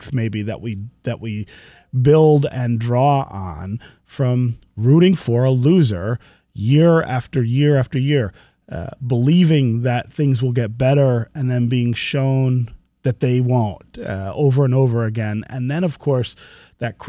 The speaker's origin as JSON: {"language": "English", "town": "Detroit", "region": "Michigan", "country": "United States", "tie": "born or raised there", "also_born_or_lived": "Baltimore", "moved": "as an adult", "said": "I grew up in Detroit in the 70s and 80s"}